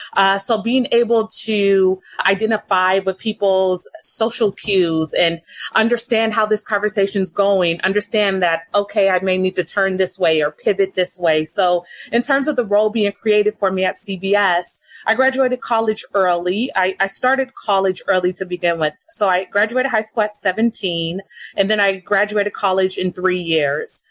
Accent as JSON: {"language": "English", "town": "Los Angeles", "region": "California", "country": "United States", "tie": "born or raised there", "said": "born and raised in Los Angeles"}